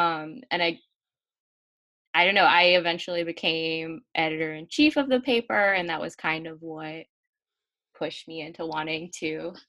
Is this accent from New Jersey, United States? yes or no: no; Delaware, United States; the suburban areas of Delaware and, like, strip malls and everything. Like, that's pretty much what my hometown area looks like.